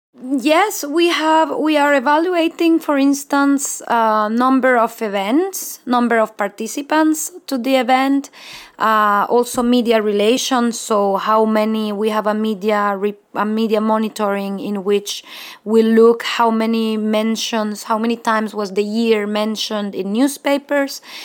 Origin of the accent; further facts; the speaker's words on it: Mexico; English is a second language; moved away; I'm from Mexico